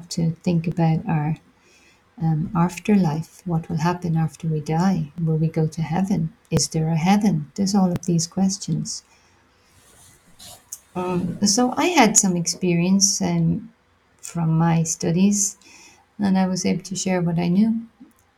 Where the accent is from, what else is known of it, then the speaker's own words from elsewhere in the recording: Ireland; also born or lived in London, United Kingdom / Australia; I'm from Ireland. I went to the UK soon after school